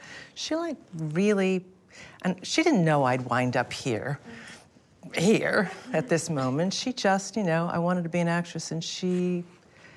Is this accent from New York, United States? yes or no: yes; Buffalo, New York, United States; a girl from Buffalo, New York